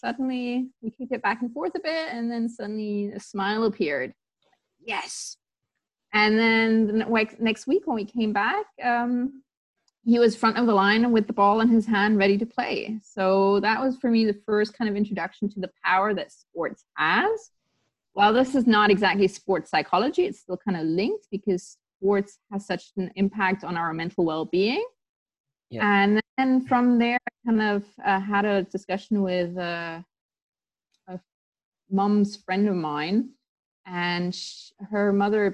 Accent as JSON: {"language": "English", "country": "Tanzania", "tie": "born or raised there", "said": "I grew up in Tanzania and I did the international baccalaureate there"}